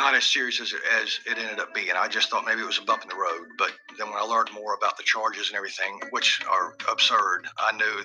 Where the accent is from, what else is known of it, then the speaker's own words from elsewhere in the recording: Warner Robins, Georgia, United States; Warner Robins, Georgia. I literally was born and raised here